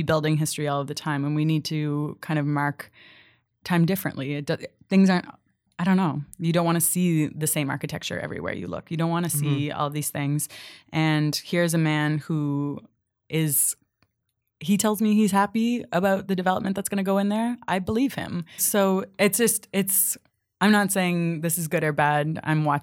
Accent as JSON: {"language": "English", "town": "Halifax", "region": "Nova Scotia", "country": "Canada", "moved": "as an adult", "lives_now": "Toronto, Canada", "said": "I'm from Halifax, and Halifax is kind of the opposite."}